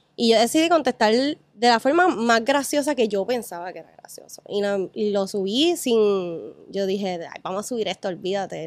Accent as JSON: {"language": "Spanish", "town": "Ponce", "country": "Puerto Rico", "moved": "yes", "lives_now": "Isla Verde, Puerto Rico", "said": "Ya, ya yo dejé Ponce hace años, realmente. Llevo 12, 13 años fuera de Ponce"}